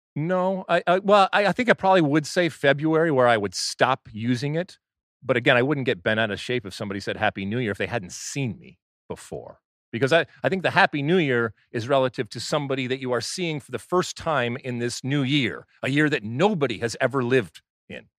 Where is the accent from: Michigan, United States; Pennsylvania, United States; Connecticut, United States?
Michigan, United States; growing up in Michigan